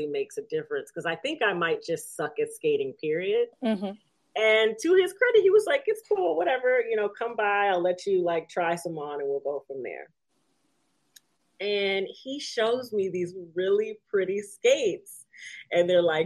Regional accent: Detroit, Michigan, United States; now in New York, United States; I'm 36, so I grew up in Detroit in the 90s

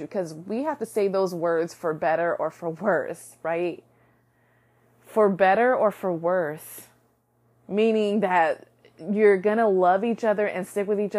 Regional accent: United States; I can only speak from an American culture because I am American

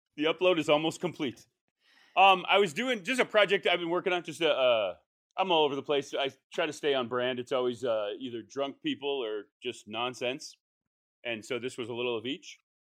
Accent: New England, United States; moved away; I'm from New England

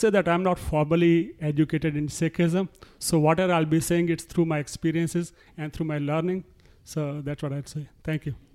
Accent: Punjab, India; moved away as an adult; now in United States; I was born in Punjab and I spent most of my childhood and adulthood, of course, in Punjab, where I grew up

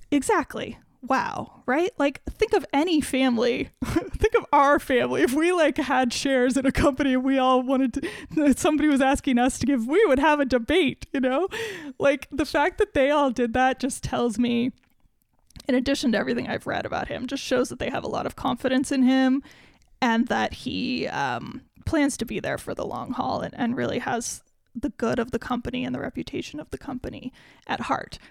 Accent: United States; I, as an American

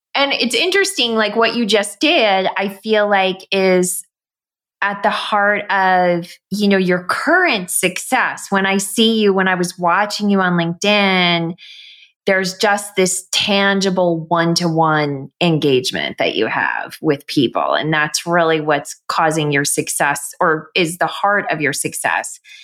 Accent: New York, United States; growing up in New York

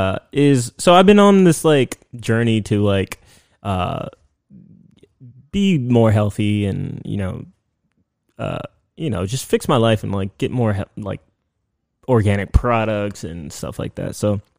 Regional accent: United States; I grew up in the States, right? And my culture is very much into smells

